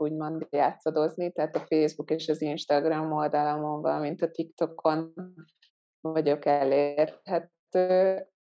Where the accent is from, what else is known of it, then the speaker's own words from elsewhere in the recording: Hungary; also born or lived in Ghana; én gánai magyar származású vagyok, és hogy pont azért, mert Magyarországon élő vagyok